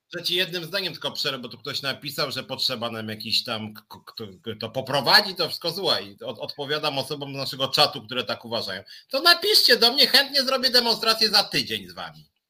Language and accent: Polish; Poland; urodziliśmy się w Polsce